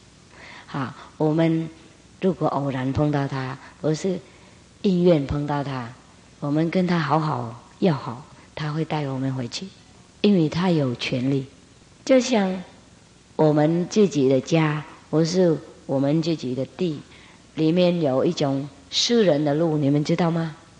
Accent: Vietnam; 我们越南人

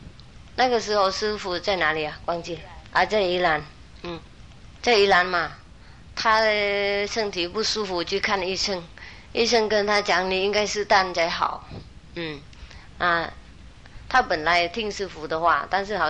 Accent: United Kingdom; Chinese is a second language; now in Taiwan; 当然我是英国的国籍，但是如果台湾的警察抓我在这里，我也没办法走了

